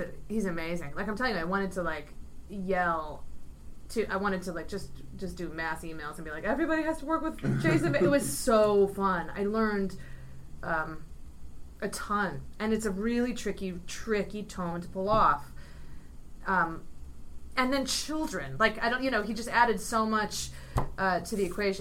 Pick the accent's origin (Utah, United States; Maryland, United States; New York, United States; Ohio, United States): Ohio, United States; I grew up in Ohio